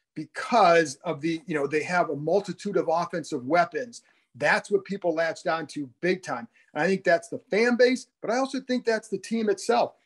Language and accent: English; Cleveland, Ohio, United States; moved away; I grew up in the Cleveland area